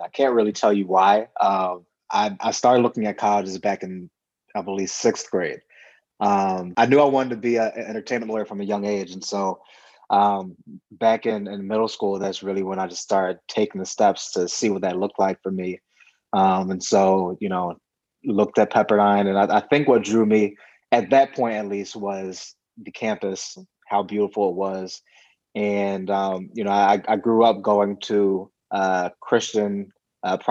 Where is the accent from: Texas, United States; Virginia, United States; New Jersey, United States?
New Jersey, United States; moved away as an adult; also born or lived in Woodland Hills, California; now in Los Angeles, United States; lived there until I was about five, and then family relocated to New Jersey, which is obviously completely different from LA, different weather, different vibe. And, you know, I grew up on the East Coast.